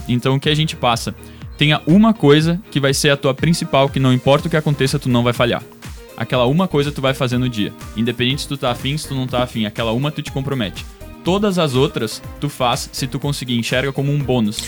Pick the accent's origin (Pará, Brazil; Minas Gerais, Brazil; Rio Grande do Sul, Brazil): Rio Grande do Sul, Brazil; Dois Irmãos; now in Porto Alegre, Brazil; Eu sou natural de dois irmãos, moro em Porto Alegre desde os meus 17 anos.